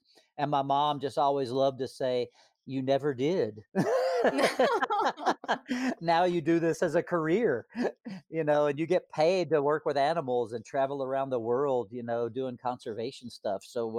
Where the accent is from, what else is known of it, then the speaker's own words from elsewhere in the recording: Hot Springs, North Carolina, United States; also born or lived in Florida; I was born in Florida, but my mom and dad divorced, and I moved back to my mom's hometown of Hot Springs, North Carolina, when I was in kindergarten. So that's where I developed my accent.